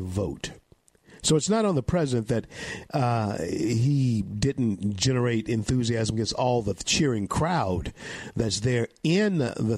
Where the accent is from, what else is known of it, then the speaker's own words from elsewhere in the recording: Louisiana, United States; Louisiana, my home state